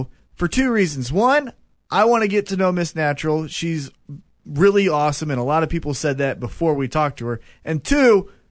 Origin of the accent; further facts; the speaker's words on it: Missouri, United States; I'm from Missouri